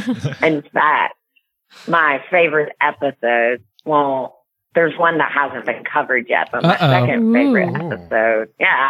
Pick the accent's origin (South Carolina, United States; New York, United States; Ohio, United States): South Carolina, United States; moved away; also born or lived in Florida; I'm from the South